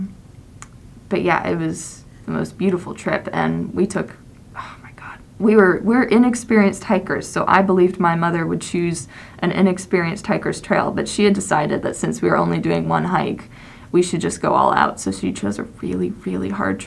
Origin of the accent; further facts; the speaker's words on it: Texas, United States; I was born in Texas, I was raised in Texas